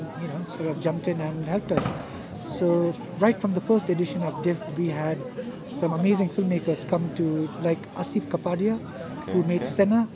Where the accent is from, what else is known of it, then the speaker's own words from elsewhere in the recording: India; I was born in India, and I kind of grew up in India.